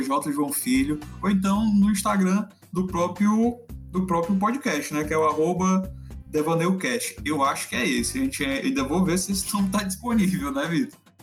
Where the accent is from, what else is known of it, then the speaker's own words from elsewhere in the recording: Fortaleza, Ceará, Brazil; falo de Fortaleza, nós dois somos de Fortaleza